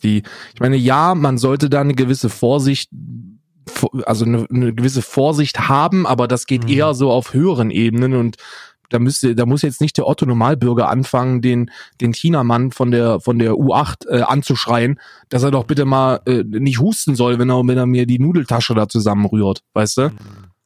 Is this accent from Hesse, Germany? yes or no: yes; North Hesse, Germany; Ich bin Westdeutscher. Ich bin in Nordhessen geboren